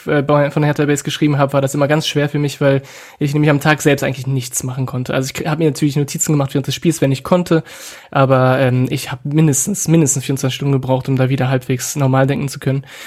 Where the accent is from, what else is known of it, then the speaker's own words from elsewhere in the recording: France; now in Germany; ich nicht ähm, in meinem Heimatland äh, lebe